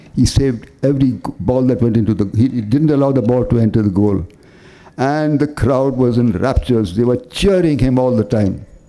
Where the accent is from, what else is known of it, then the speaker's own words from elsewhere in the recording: Candolim, Goa, India; moved away; also born or lived in Bombay; Kanduli, my hometown.